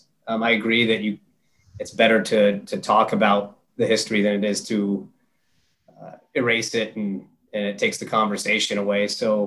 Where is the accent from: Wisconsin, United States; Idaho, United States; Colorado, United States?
Colorado, United States; Evergreen; we grew up in Evergreen in the shadow of Mount Evans and our grandparents' ashes are on that mountain.